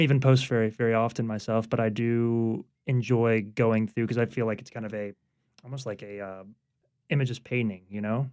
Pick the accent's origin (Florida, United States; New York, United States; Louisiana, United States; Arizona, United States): Louisiana, United States; Baton Rouge; now in New Orleans, United States; I grew up in Baton Rouge